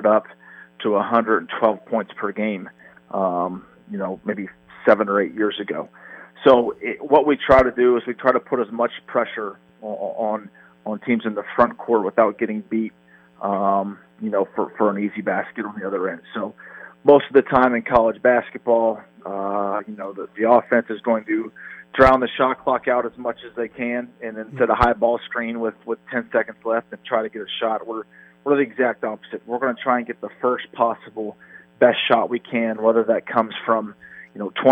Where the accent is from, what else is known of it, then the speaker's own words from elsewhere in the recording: Marietta, Ohio, United States; From Marietta, Ohio.